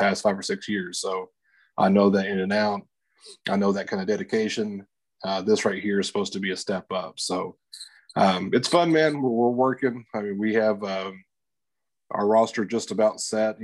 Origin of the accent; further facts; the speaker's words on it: Lubbock, Texas, United States; I'm from Lubbock, you know, Texas Tech